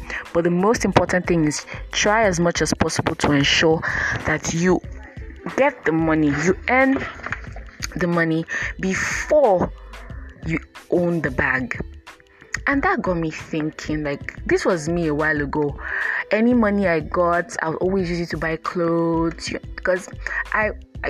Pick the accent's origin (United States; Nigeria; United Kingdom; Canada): Nigeria; growing up in Nigeria and as a Nigerian girl growing up